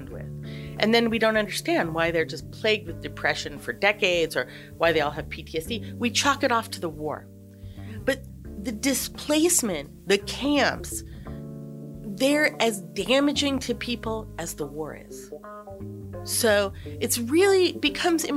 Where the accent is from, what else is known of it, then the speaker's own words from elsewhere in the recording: Montana, United States; I'm from Montana